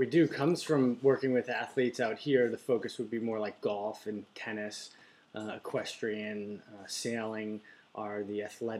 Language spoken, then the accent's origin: English; Amherst, Massachusetts, United States; moved away; also born or lived in San Diego, California; Amherst, Mass, Western Mass.